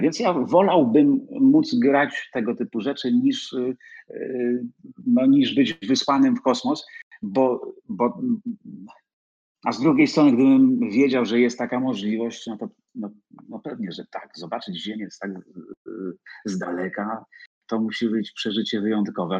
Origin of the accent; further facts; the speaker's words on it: Poland; jestem z Polski, że przyjechałem z Warszawy